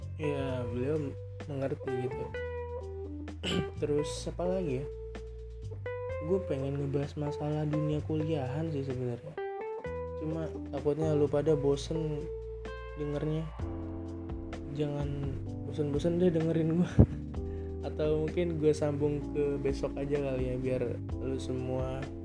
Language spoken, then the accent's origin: Indonesian; Bekasi, West Java, Indonesia; moved away as an adult; now in Jember, Indonesia; gue dari Bekasi ya ibaratnya deket sama ibu kota terus gue ke Jember